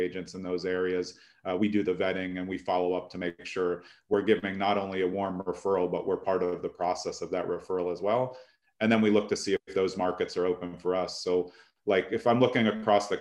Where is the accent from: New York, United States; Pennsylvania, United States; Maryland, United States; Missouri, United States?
New York, United States; New York City; also born or lived in California / Essex County, New Jersey; now in New Jersey, United States; I grew up in Brooklyn